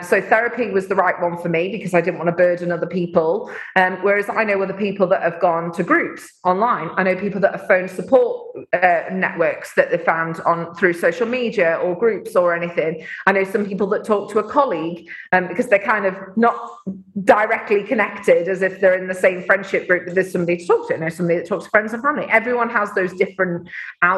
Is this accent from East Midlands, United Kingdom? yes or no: yes; Mansfield, East Midlands, United Kingdom; my hometown of Mansfield